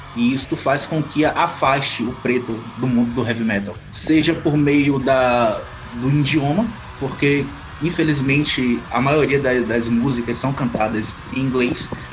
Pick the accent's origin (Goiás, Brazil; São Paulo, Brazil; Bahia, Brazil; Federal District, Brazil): Bahia, Brazil; Santo Amaro; eu sou de Santo Amaro, aqui na Bahia